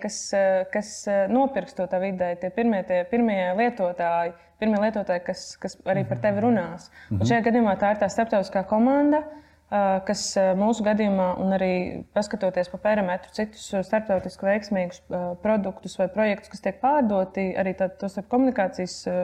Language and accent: Latvian; Latvia; es esmu no Latvijas